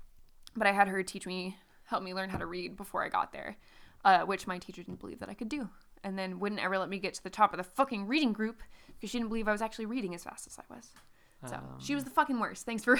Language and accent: English; Dayton, Ohio, United States; born there; So I was born in Dayton in 93 and then we moved every 2 years until I landed in the town that I grew up in.